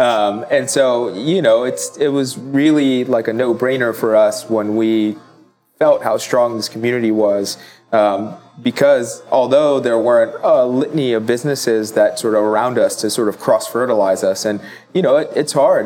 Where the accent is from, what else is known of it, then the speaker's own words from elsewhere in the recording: Italy; now in Baltimore, United States; I grew up in Italy, uh, mostly Italian. I'm also Filipino